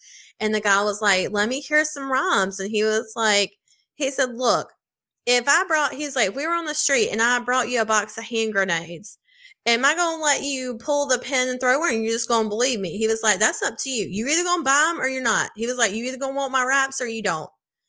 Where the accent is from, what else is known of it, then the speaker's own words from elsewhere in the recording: Mississippi, United States; Had to throw that in there because I'm from the South. Shout out Mississippi.